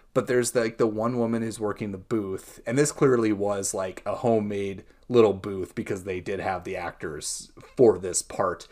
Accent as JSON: {"language": "English", "country": "United States", "tie": "born or raised there", "said": "I too am from a small town, Columbia County Fair and Rodeo. My aunt and uncle are pretty much the head of the board, so that gives you how, like, you know, glimpse into how small of a town I grew up"}